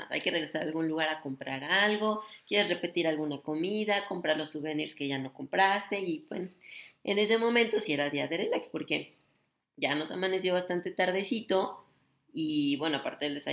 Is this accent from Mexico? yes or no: yes; Mexico; Y como buenos mexicanos, aunque el bendito mariachi esté tocando en cada mesa las mañanitas, no es cumpleaños hasta que no viene y te las toca al oído.